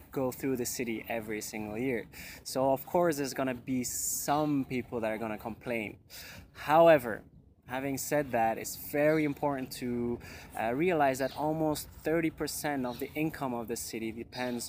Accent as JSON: {"language": "English", "country": "Belgium", "moved": "as an adult", "lives_now": "Barcelona, Spain", "said": "I come from Belgium, and I moved here"}